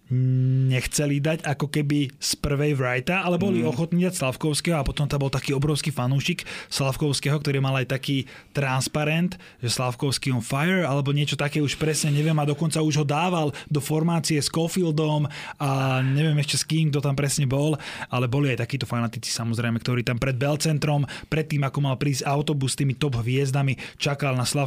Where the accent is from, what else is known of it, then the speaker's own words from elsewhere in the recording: Slovakia; že odkiaľ ste, že zo Slovenska